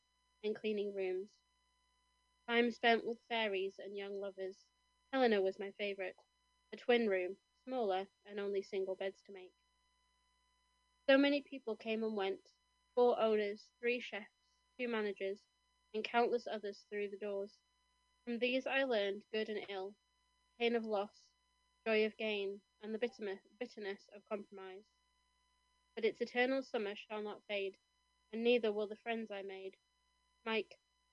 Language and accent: English; Kendal, North West England, United Kingdom; moved away; the pub that I used to work in, the Shakespeare, in my hometown of Kendal